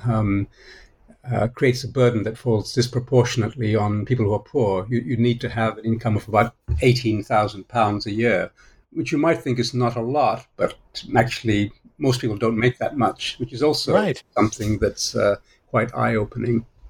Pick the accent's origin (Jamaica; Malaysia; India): Malaysia; also born or lived in Australia / United States / United Kingdom; now in Singapore; I was born in Malaysia, uh, ended up in Australia where I became a citizen after 15 years or so